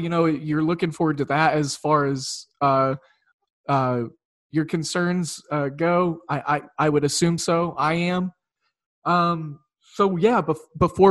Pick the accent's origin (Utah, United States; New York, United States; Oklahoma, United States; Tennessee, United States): Oklahoma, United States; growing up in Oklahoma